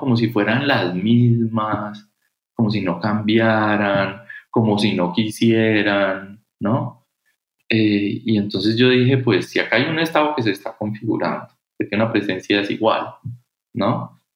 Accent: Cali, Valle del Cauca, Colombia; yo soy caleño, de, padres argentinos

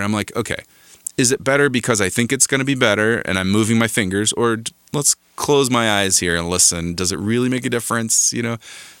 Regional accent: Southwest, United States; I just kind of wanted to represent sort of my influences of growing up in the Southwest, you know.

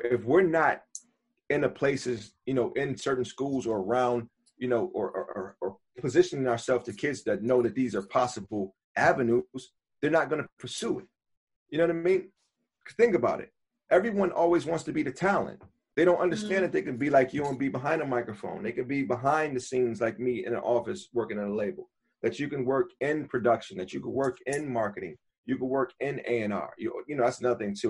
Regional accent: Buffalo, New York, United States; now in New York City, United States; I'm from Buffalo originally

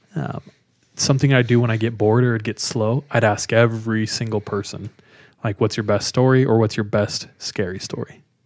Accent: California, United States; now in Utah, United States; I'm from California. Grew up in California

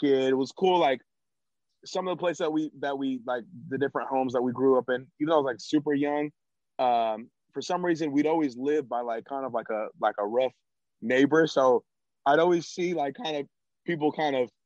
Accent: San Jose, California, United States; moved away as an adult; now in Sacramento, United States; they moved to California, and that's when I was born in San Jose

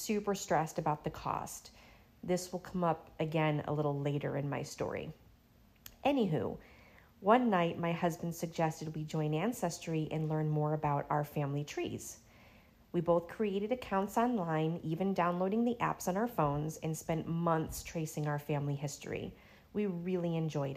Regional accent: Syracuse, New York, United States; moved away as an adult; now in Florida, United States; I was born in 1977 in Syracuse, New York.

